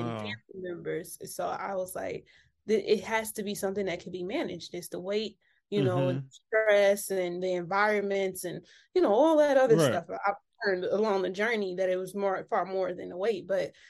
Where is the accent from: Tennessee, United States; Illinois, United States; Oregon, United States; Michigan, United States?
Michigan, United States; Detroit; moved away as an adult; I'm actually from Detroit.